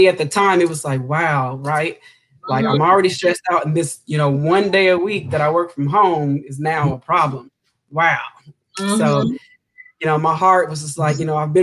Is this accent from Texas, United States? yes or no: yes; Houston, Texas, United States; I grew up in Houston, Texas